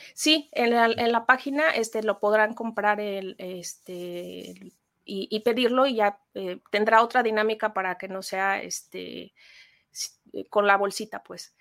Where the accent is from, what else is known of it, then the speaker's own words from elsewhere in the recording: Mexico; como mexicanos